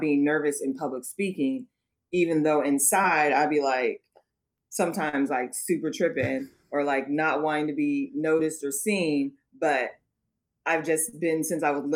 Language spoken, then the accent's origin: English; Oakland, California, United States; growing up, I'm from Oakland. So growing up in Oakland